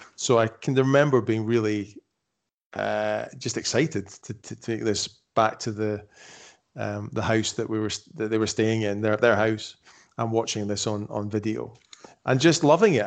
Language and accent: English; Edinburgh, Scotland, United Kingdom; moved away; I'm from Edinburgh, I was born in Edinburgh, by that point we were living in the Highlands of Scotland.